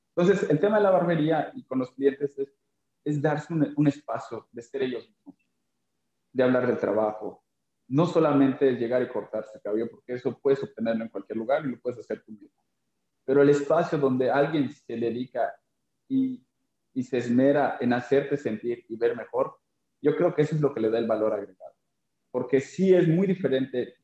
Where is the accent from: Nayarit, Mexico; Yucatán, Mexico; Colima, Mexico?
Yucatán, Mexico; Mérida; yo soy de Mérida, Yucatán, vengo de un lugar que se llama Cancín